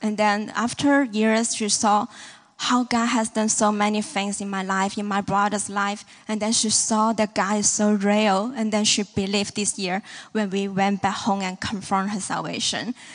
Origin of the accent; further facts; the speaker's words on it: Hong Kong; moved away as an adult; now in Kansas City, United States; We are from Hong Kong, China, and then, um, this is my fifth year here in Kansas City.